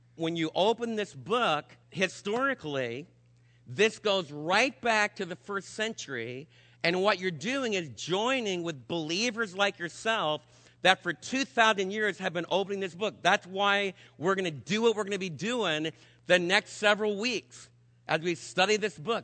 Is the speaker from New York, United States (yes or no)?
yes; New York City, New York, United States; New York City, my hometown